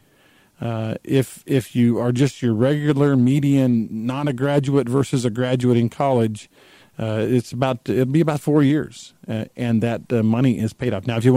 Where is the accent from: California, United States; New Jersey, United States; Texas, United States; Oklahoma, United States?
Texas, United States; I grew up in Texas.